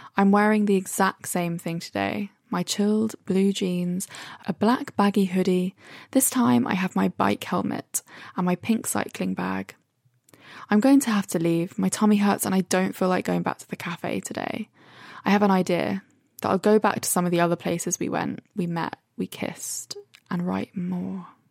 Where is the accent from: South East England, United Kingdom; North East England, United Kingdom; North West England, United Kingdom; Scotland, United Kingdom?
South East England, United Kingdom; Brighton; now in London, United Kingdom; I'm in Brighton. Finally, away from London after being in the same four walls for the last five months